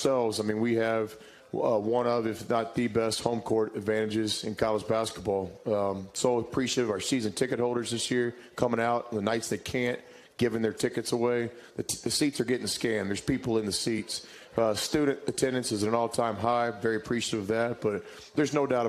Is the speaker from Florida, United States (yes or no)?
no; Irving, Texas, United States; growing up in Irving, Texas, I was a Cowboy fan, lived right next to the old Texas Stadium